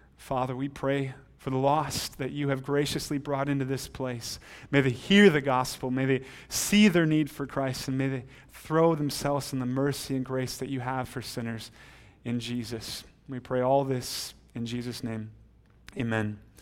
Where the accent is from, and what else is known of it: United States